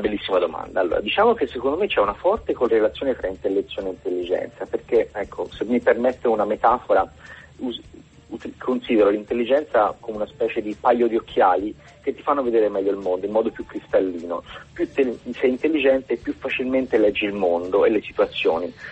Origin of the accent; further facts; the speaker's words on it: Florence, Tuscany, Italy; accent: Tuscan; io sono di Firenze